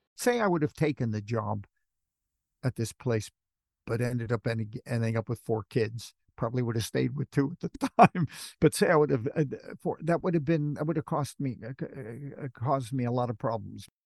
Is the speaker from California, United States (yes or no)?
yes; Los Angeles, California, United States; also born or lived in Manchester, United Kingdom; now in United Kingdom; you can tell from my accent, I come from Hollywood.